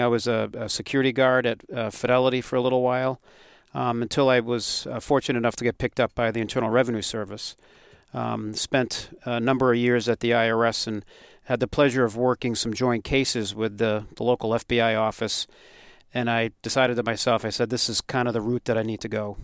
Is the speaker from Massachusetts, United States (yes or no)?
yes; Westborough, Massachusetts, United States; growing up in Westboro